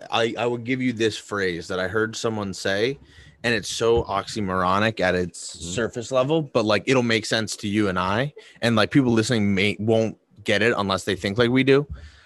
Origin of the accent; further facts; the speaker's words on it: Boston, Massachusetts, United States; I grew up in Boston.